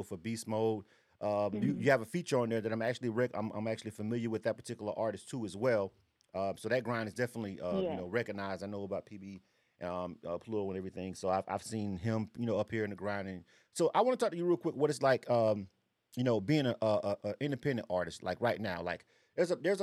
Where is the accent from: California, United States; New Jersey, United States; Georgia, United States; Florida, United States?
Florida, United States; now in Atlanta, United States; I'm born and raised in Florida myself. I've been in Atlanta for a long time, but Florida's home for me